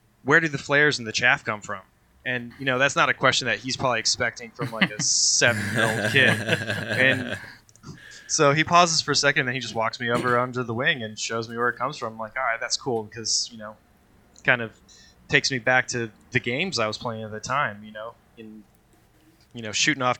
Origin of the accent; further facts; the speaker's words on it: Sterling Heights, Michigan, United States; also born or lived in Tucson, Arizona; I grew up in Sterling Heights, Michigan, just outside of Detroit. I was born in Tucson, Arizona